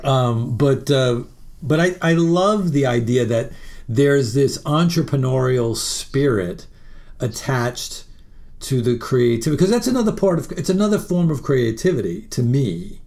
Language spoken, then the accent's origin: English; New York City, New York, United States; I was born in Jamaica, Queens, and it's all part of Queens.